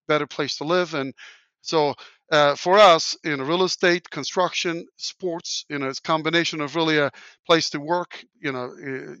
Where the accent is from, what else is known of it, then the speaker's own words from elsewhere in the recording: Turkey; English is a second language; moved away as an adult; now in Indianapolis, United States; where I grew up in Turkey, everybody relies on government to do things